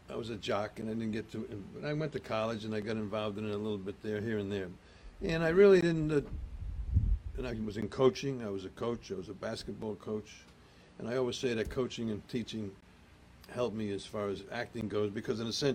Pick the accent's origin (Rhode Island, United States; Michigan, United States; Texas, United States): Rhode Island, United States; accent: Rhode Island; now in New Jersey, United States; You know, I'll tell you a quick story if you want about my accent. You know, I did come to Jersey with Park the Car, and first you got to go to church, you know.